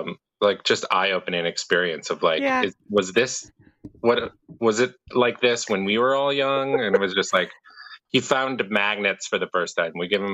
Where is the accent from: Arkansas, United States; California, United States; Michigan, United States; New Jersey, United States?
Michigan, United States; I am from Michigan, America's High Five.